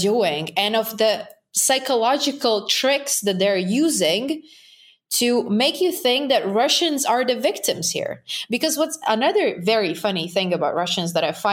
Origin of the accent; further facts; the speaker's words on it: Latvia; English is a second language; I'm from Baltic countries.